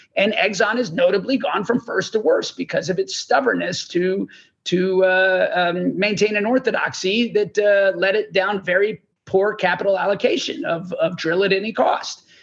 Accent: Texas, United States; I'm from Texas, I'm sitting in Texas

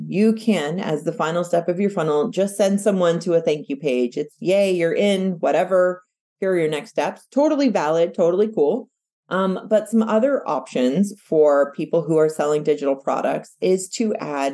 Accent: United States; I was born and raised in the United States, but my parents were born and raised in Mexico

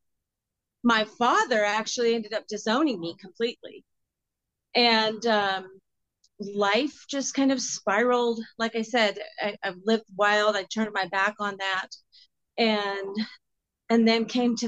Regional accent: just outside of Seattle, Washington, United States; moved away as an adult; now in Nashville, United States; I grew up just outside of Seattle

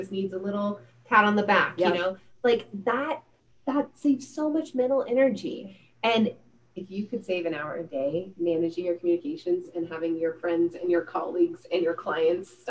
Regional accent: California, United States; I'm from California

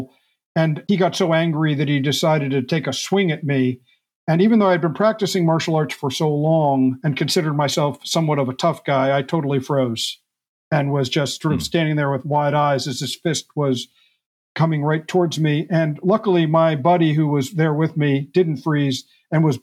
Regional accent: United States; moved away as an adult; also born or lived in New York area / central New Jersey / Hawaii / Japan; now in West Coast, United States; I grew up on the East Coast here in the U.S., just outside of New York for the first 12 years of my life, then do a small farm in central New Jersey up till college

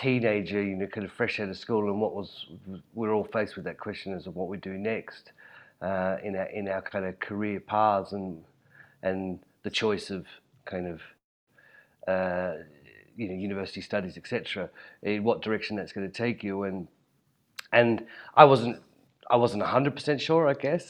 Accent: Hobart, Tasmania, Australia; I was born and raised in Hobart, and I studied furniture design at university, the local art school there in Hobart

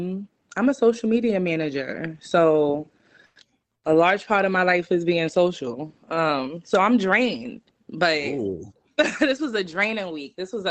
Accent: New York City, New York, United States; I'm from Harlem. Y'all heard the song. Y'all hear the accent.

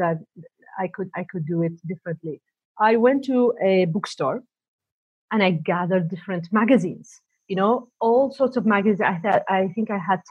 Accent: Canada; also born or lived in Saudi Arabia / Montreal; now in Toronto, Canada; I was born in Saudi Arabia, and then I moved to Canada back home

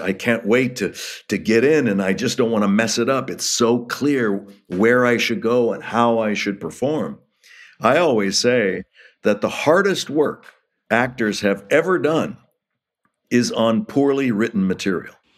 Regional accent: Los Angeles, California, United States; also born or lived in Hollywood; I was born in Hollywood, raised in Los Angeles

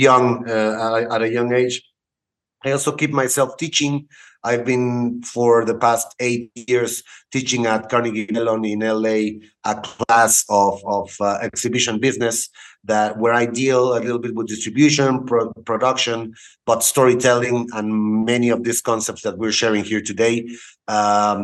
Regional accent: Cuernavaca, Morelos, Mexico; also born or lived in Houston, Texas / Querétaro / Monterrey; I was born in Houston, Texas, and I came back to Mexico when I was 3 years old. I studied in the city of Cuernavaca

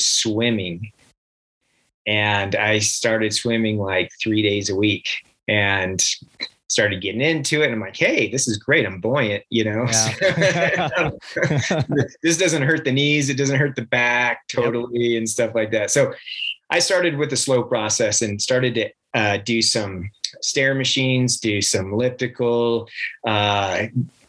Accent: Reno, Nevada, United States; moved away as an adult; also born or lived in Henderson, Nevada / Las Vegas, Nevada / Texas / Washington; now in Heber City, United States; I'm actually from Nevada. I grew up really young in outside of Las Vegas and Henderson. In grade school, we moved up to Reno, and pretty much I lived up until graduation

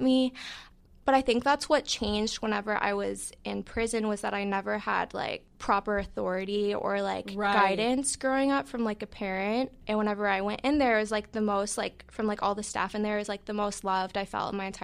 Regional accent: Chicago, Illinois, United States; I'm from Chicago

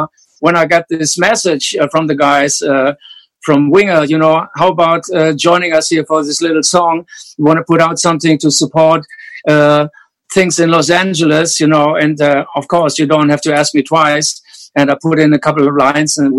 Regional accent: Hanover, Lower Saxony, Germany; English is a second language; growing up in post-war Germany, like Rudolf and myself

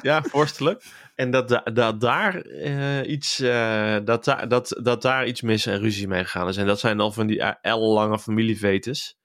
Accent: Waalwijk, North Brabant, Netherlands; also born or lived in Kaatsheuvel; ik ben geboren in Kaatsheuvel. En ik mhm. kom bij opgegroeid in, in Waalwijk

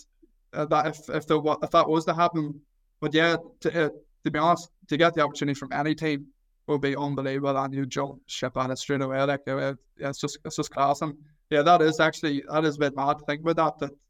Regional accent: Mayobridge, Northern Ireland, United Kingdom; I'm from Mayobridge, which is literally, less than a 10-minute drive outside of Newry. So I went to primary school in Newry, I went to secondary school in Newry.

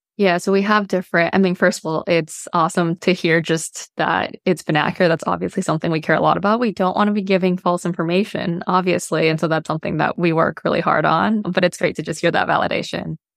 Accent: Bay Area, California, United States; I grew up in the Bay Area in California

